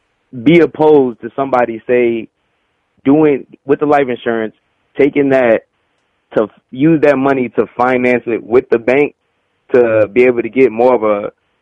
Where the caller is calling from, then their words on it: Georgia, United States; I'm calling from Georgia.